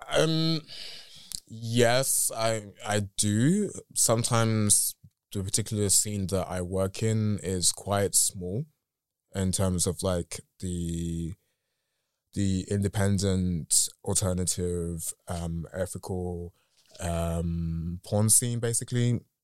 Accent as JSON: {"language": "English", "country": "United Kingdom", "accent": "British", "said": "my English is very English in the British in the British sense. So a lot of times it comes out in a very I don't know, like my friends make fun of my accent"}